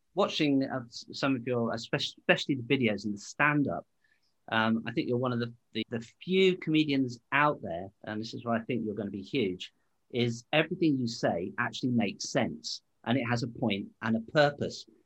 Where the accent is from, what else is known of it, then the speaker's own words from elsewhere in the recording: Stoke-on-Trent, West Midlands, United Kingdom; I come from Stoke